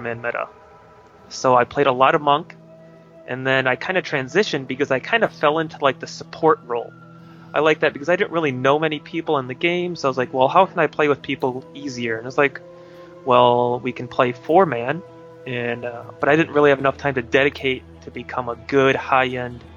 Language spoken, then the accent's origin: English; Wisconsin, United States; I'm from Wisconsin, so during the winter it gets rather cold